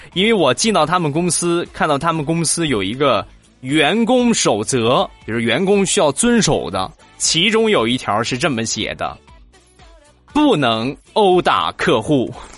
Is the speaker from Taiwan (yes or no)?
no; Rizhao, Shandong, China; 我们家乡的特产， 日照绿茶